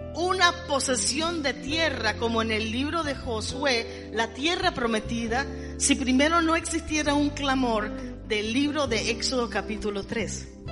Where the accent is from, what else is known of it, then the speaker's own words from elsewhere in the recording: Costa Rica; nací en esta tacita de oro